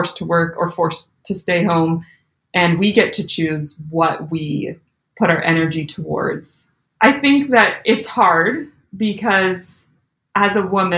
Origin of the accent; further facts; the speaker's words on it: Alberta, Canada; moved away as an adult; also born or lived in Utah / Louisville, Kentucky; I was born and raised in Alberta, Canada